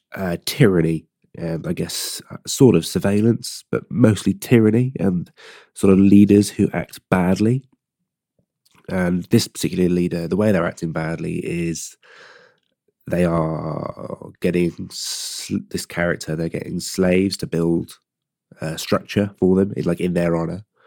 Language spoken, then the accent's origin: English; Gloucester, South West England, United Kingdom; I'm from a place called Gloucester, or Gloucester, Gloucester